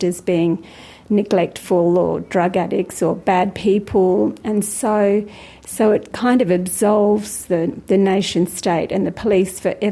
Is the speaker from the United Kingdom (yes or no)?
no; far northeast coast of Tasmania, Australia; I'm a Trawawoi from the far northeast coast of Lutruwita, Tasmania